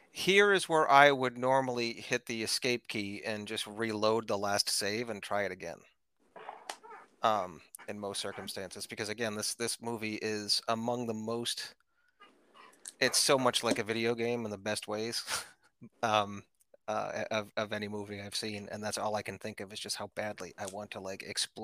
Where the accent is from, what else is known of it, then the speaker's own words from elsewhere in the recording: New England, United States; Yes, I'm from